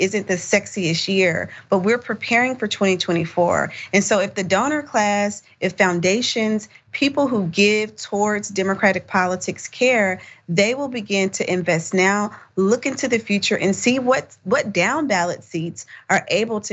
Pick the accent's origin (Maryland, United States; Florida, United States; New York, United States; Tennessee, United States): Tennessee, United States; my home state of Tennessee